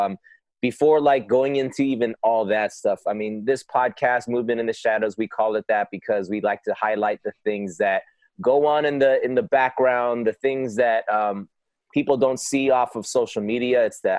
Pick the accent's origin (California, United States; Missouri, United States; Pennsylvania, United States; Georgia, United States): California, United States; Los Angeles; That's my hometown, bro.